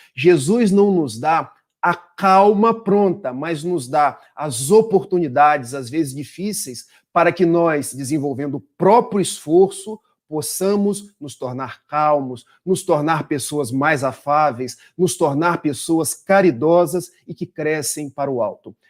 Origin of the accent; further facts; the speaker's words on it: Itaperuna, Rio de Janeiro, Brazil; now in Niterói, Brazil; somos do interior do estado do Rio, de Itapiruna, mas já estamos desde 2003 na cidade de Niterói